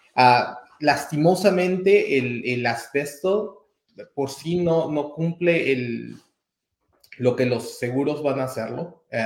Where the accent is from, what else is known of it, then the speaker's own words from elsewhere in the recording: Peru; moved away as an adult; also born or lived in Atlanta; now in Kansas, United States; originariamente soy peruano